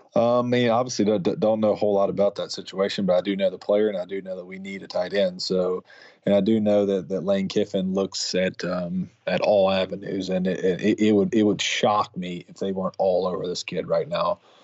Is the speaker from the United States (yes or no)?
yes; Mississippi, United States; I was raised in Mississippi